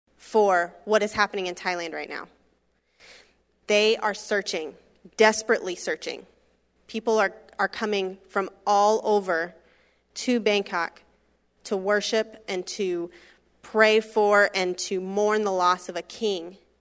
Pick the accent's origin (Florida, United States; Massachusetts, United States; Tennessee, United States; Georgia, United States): Florida, United States; I grew up in Florida, was there my entire life, grew up, um, just forty minutes east of Disney World.